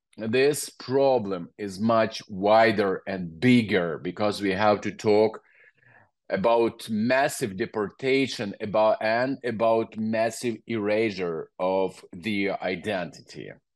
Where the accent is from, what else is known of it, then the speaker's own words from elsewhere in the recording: Ukraine; English is a second language; I grew up in Soviet Union